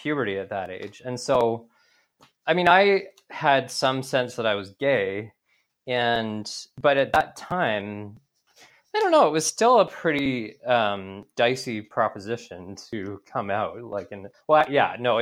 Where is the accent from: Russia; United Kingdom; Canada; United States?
Canada; Beausejour, Manitoba; also born or lived in Winnipeg; so I grew up in a house that my dad built on the Broken Head River, just east of Beausejour. And it's funny, I never really tell people I'm from Beausejour, but I spent the first 14 years of my life there.